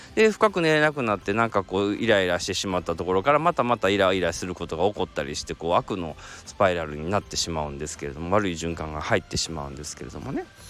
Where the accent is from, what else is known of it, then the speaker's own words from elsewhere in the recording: Kansai, Japan; accent: Kansai dialect; ちょっと関西弁出ちゃいました